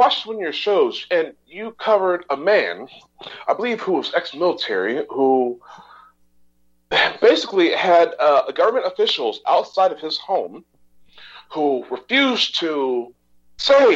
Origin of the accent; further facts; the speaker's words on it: Texas, United States; I'm a Texan